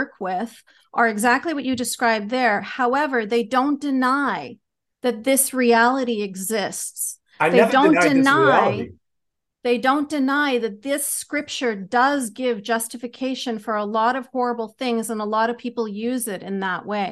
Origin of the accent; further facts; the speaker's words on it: Canada; I'm Canadian. Canada.